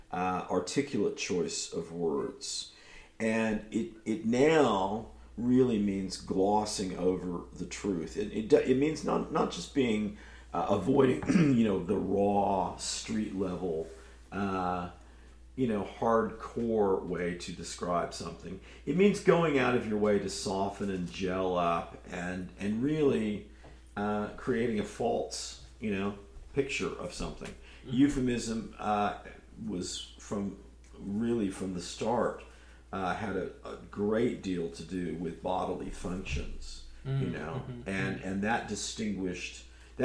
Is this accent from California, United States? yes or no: yes; Berkeley, California, United States; my hometown of Berkeley, California